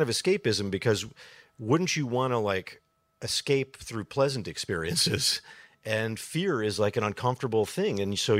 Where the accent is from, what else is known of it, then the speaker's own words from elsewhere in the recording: Chicago, Illinois, United States; my hometown of Chicago